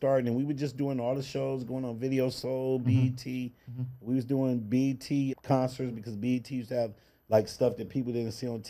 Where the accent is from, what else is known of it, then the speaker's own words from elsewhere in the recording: Cleveland, Ohio, United States; It was my hometown, right?